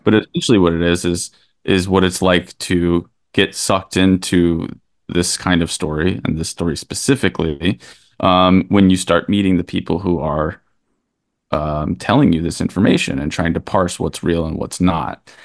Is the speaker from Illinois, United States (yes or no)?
no; Kentucky, United States; now in New York, United States; Christian and I grew up in Kentucky together